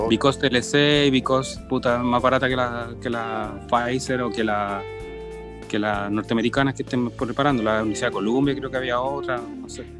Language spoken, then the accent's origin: Spanish; Chile; como chilenos